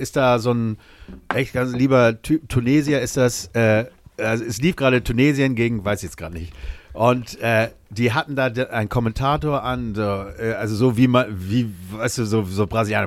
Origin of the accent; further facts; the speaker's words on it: Germany; als Deutscher